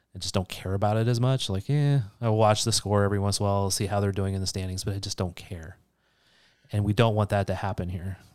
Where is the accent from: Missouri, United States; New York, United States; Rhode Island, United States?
Missouri, United States; St. Louis; I grew up in Saint Louis